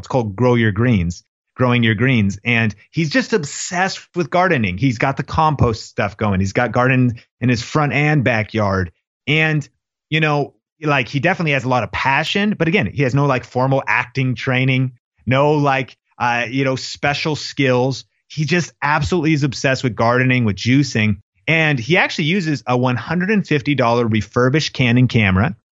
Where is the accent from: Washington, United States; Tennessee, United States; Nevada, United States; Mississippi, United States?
Washington, United States; Seattle; I grew up in Seattle